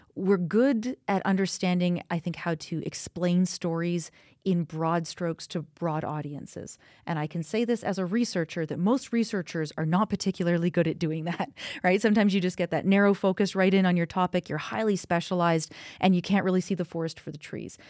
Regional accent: Kamloops, British Columbia, Canada; now in Calgary, Canada; I'm actually from Kamloops and that's in British Columbia.

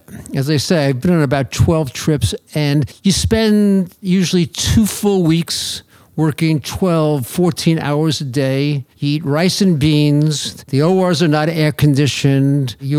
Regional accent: Long Island, New York, United States; I grew up on Long Island

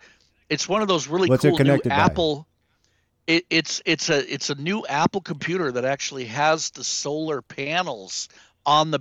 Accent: Prague, Czechia; moved away; I was born in Prague. I was born in the Czech Republic.

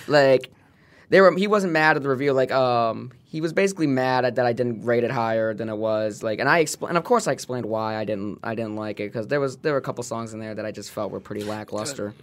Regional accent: Royal Oak, Michigan, United States; also born or lived in Wixom, Michigan / Livonia, Michigan; I was born in Royal Oak

